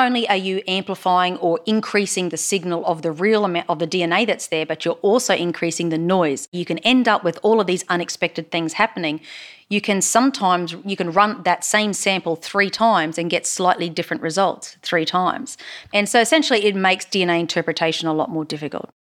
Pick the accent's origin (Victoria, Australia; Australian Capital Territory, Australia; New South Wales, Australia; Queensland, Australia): Queensland, Australia; accent: Queensland; now in Texas, United States; my Queensland accent